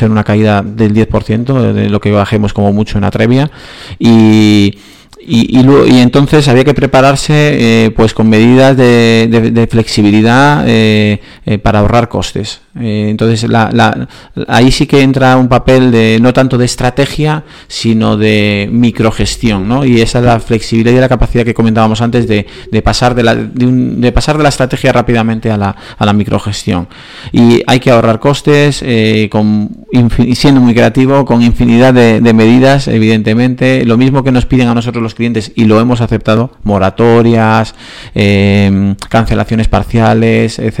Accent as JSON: {"language": "Spanish", "country": "Spain"}